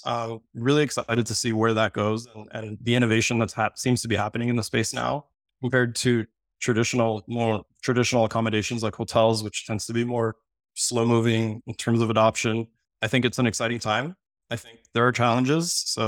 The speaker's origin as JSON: {"language": "English", "town": "Miami", "region": "Florida", "country": "United States", "tie": "born there", "said": "So, I was born in Miami, Florida, which, my favorite city in the world, so I travel a ton."}